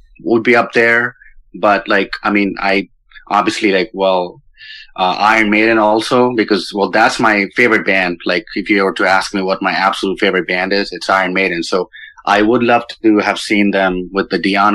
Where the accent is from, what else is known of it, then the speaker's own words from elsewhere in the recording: India; now in Los Angeles, United States; I didn't grow up here. I grew up in India.